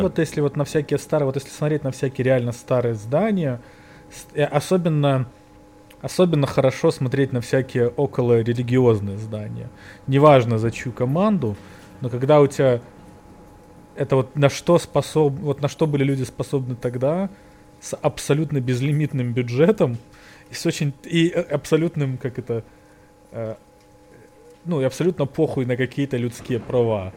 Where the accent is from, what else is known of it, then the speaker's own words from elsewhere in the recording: Belarus; now in New York, United States; Мы же белорусы